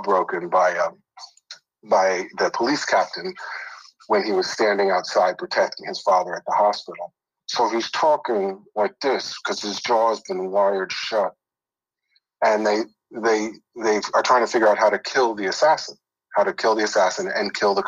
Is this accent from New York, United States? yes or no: yes; New York, United States; now in Los Angeles, United States; I grew up in New York